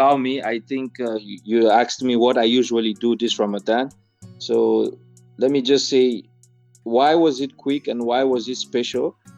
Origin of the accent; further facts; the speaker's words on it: Cameroon; moved away as an adult; now in Istanbul, Turkey; I'm from Cameroon and I am a diplomat.